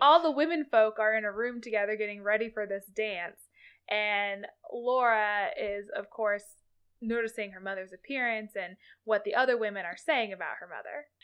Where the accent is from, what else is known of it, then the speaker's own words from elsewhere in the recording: Kansas, United States; I grew up in Kansas. I did my entire public education in the state